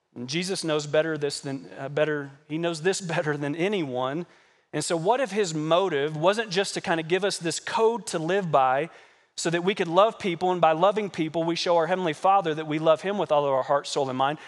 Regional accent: Kentucky, United States; moved away; also born or lived in Arizona; I'm a Kentucky boy. I grew up in Kentucky working on horse farms and tobacco farms and corn farms and hay farms

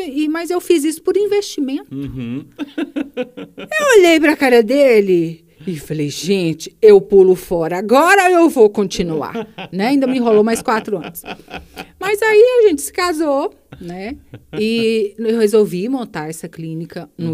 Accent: Sete Lagoas, Minas Gerais, Brazil; eu nasci em Pará de Minas, uhum. né, uma cidade muito próxima aqui, uhum. mas mudei para cá, eu tinha 13 anos

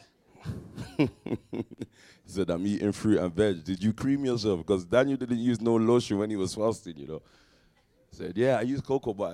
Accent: London, United Kingdom; I was born in Stockwell

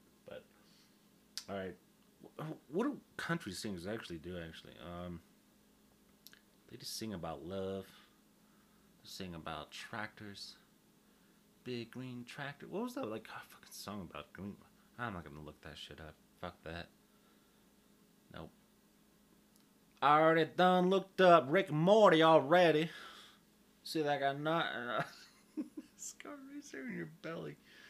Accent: Oklahoma, United States; I'm from Oklahoma. Migrated from Nashville, Tennessee.

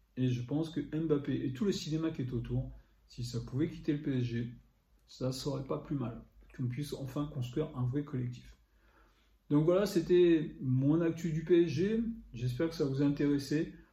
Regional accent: Paris, Île-de-France, France; je suis parisien

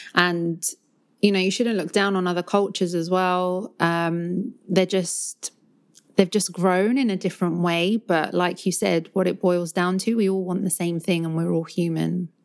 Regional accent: London, United Kingdom; accent: Cockney London; growing up in London, it's so multicultural

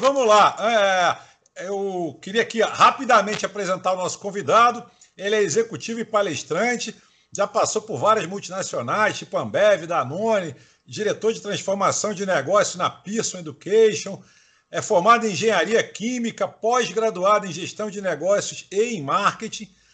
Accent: Salvador, Bahia, Brazil; eu sou nordestino também, sou baiano de Salvador

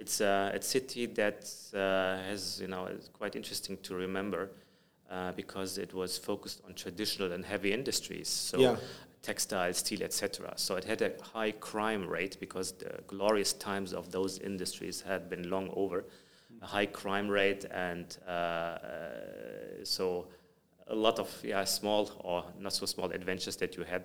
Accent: Germany; English is a second language; moved away as an adult; also born or lived in United States; now in Dubai, United Arab Emirates; I was born in Germany and have Afghan ancestry. So my parents are from Afghanistan. And the year I was born, they moved to Germany. That's my home country, so to speak. And you may hear from my accent.

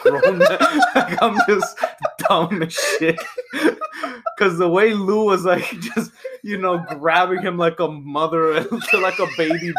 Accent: Canada; I'm Canadian

